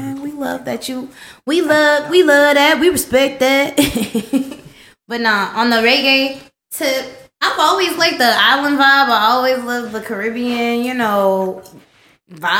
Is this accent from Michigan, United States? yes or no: no; Texas, United States; I live here. Like, I'm from Texas